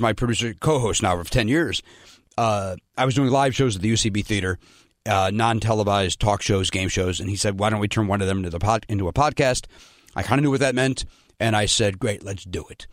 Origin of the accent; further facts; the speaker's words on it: Chicago, Illinois, United States; moved away as an adult; also born or lived in Pasadena, California; I'm from Chicago.